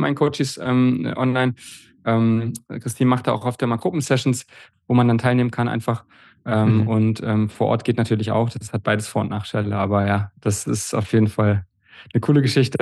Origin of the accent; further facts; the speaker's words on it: Bernburg, Saxony-Anhalt, Germany; das war ja damals in Bernburg in der Saale, in meinem Heimatort